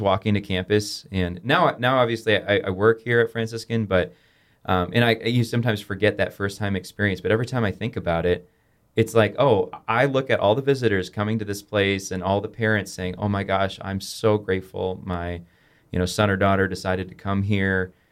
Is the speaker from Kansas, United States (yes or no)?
no; Rockford, Illinois, United States; I grew up in Rockford, Illinois